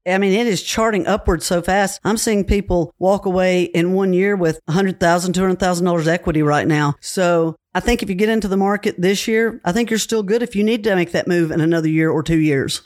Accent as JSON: {"language": "English", "town": "Cookeville", "region": "Tennessee", "country": "United States", "tie": "born or raised there", "said": "I was born and raised in Cookville"}